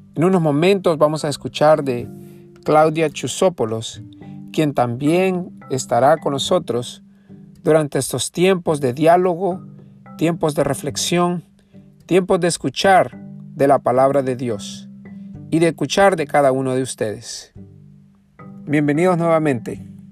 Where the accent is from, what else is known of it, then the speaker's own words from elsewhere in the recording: El Salvador; moved away; yo soy originario de El Salvador.